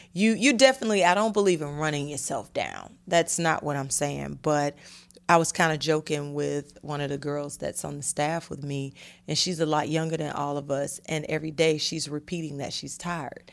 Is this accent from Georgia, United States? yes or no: yes; Atlanta, Georgia, United States; I'm from Atlanta